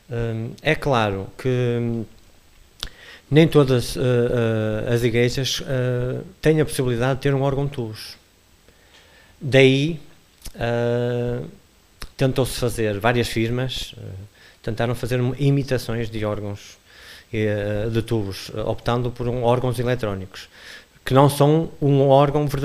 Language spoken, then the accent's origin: Portuguese; Lixa, Norte, Portugal; also born or lived in Porto / Lisbon; sou natural da Lixa. Natural da Lixa.